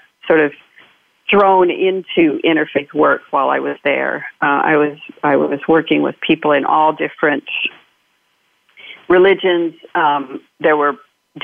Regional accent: Marion, Iowa, United States; moved away; I grew up in Iowa. I grew up in Marion, Iowa, and was there my whole growing up.

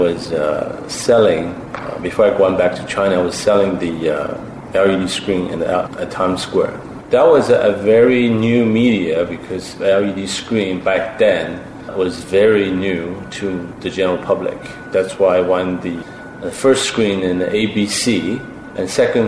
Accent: Shanghai, China; moved away; I'm a Shanghainese myself.

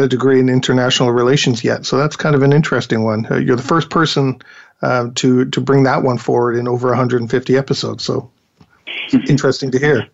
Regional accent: England, United Kingdom; moved away; I'm actually from England

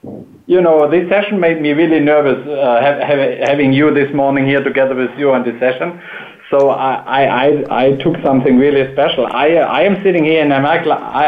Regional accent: Black Forest, Baden-Württemberg, Germany; as I'm originated from the Black Forest in Germany

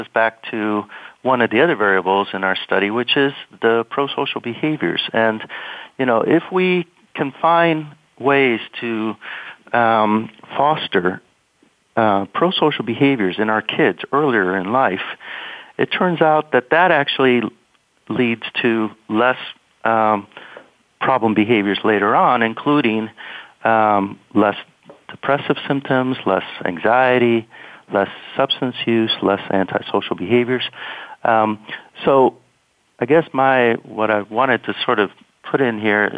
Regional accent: Miami, Florida, United States; also born or lived in Nebraska; now in Missouri, United States; I grew up in Miami, Florida.

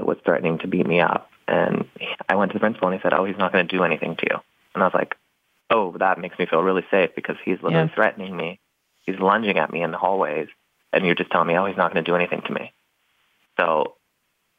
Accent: Knoxville, Tennessee, United States; now in Los Angeles, United States; I grew up in the Knoxville, Tennessee area, so stronghold of the Bible

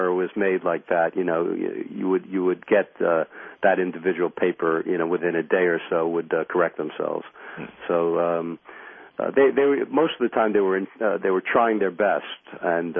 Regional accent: New York, United States; I grew up in New York

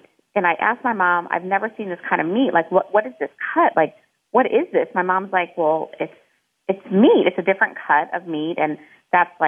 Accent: Midwest, United States; moved away; I'm from the Midwest

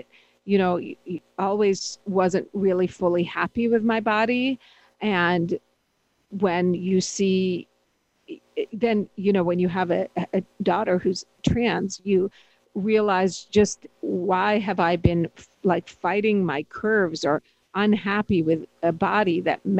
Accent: Pittsburgh, Pennsylvania, United States; growing up sort of as an immigrant and always, you know, as a brown-skinned person who grew up in the more, you know, Pittsburgh and in a very white neighborhood

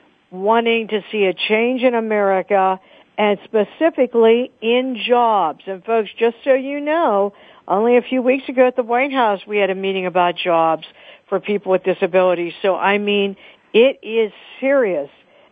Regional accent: Pittsburgh, Pennsylvania, United States; I'm from Pittsburgh.

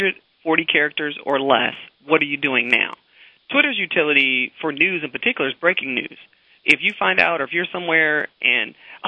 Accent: Chicago, Illinois, United States; I'm from the Chicago area. That's my home, town area.

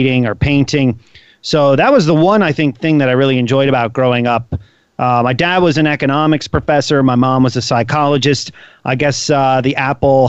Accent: Bethlehem, Pennsylvania, United States; I grew up in eastern Pennsylvania, outside Philadelphia, in a steel town known as Bethlehem, Pennsylvania

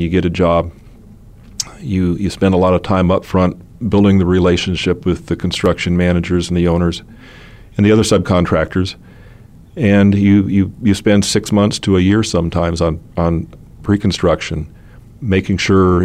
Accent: Phoenix, Arizona, United States; also born or lived in Oil City, Pennsylvania; growing up in Phoenix

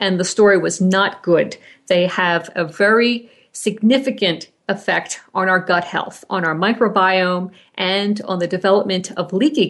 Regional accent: Colorado, United States; my home state, Colorado

